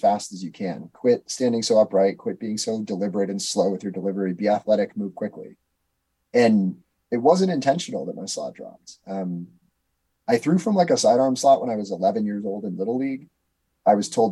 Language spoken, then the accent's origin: English; Wisconsin, United States; I grew up in the Act 10 era in Wisconsin